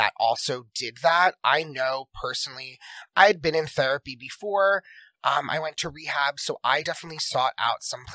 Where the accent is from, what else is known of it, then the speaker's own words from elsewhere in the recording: Jersey Shore, New Jersey, United States; moved away as an adult; also born or lived in Philadelphia, United States; I'm from the Jersey Shore